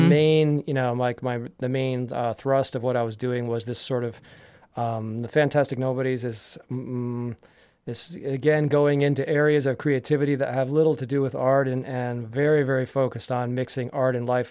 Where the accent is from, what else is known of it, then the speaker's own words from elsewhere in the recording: Yardley, Pennsylvania, United States; I grew up in Yardley, Pennsylvania